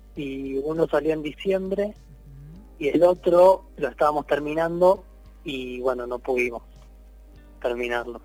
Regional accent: Rosario, Santa Fe, Argentina; soy de Rosario, así que estoy en Rosario

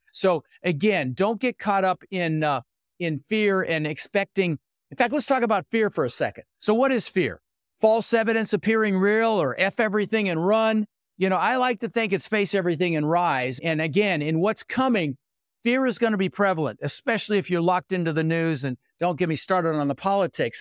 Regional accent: Denver, Colorado, United States; also born or lived in Netherlands; now in Sarasota, United States; I was born in the Netherlands, wooden shoes, windmills, immigrated when I was six years old with my brother Albert, my mother Zvonta, and we ended up in Denver, Colorado.

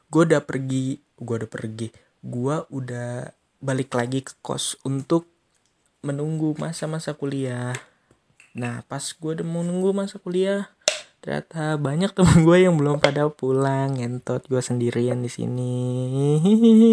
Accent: Bekasi, West Java, Indonesia; gua orang Bekasi

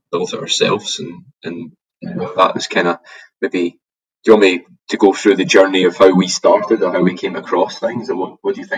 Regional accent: Glasgow, Scotland, United Kingdom; moved away as an adult; now in Sunshine Coast, Australia; I'm from Glasgow originally, so I'm an immigrant to Australia

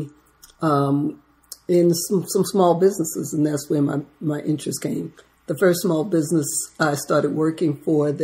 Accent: Baltimore, Maryland, United States; also born or lived in Ripon, Wisconsin; I'm just a city girl from Baltimore. Grew up in Baltimore

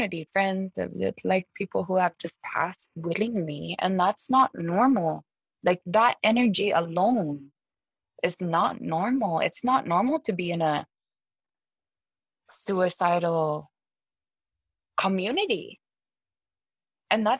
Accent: Baker Lake, Nunavut, Canada; my hometown is Baker Lake

